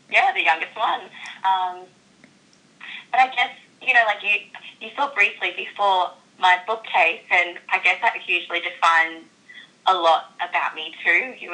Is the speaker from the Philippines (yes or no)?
no; Brisbane, Queensland, Australia; we moved up to Brisbane, and I guess that's basically where I feel like I've grown up my whole life because I was so young.